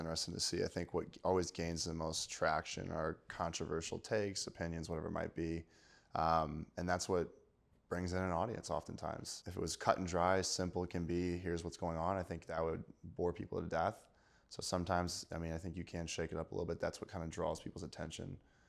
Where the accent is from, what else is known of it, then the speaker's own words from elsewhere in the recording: Missouri, United States; Might have lived there my entire life. {S3} Okay. {S2} I'm going to have to support my home state, Missouri.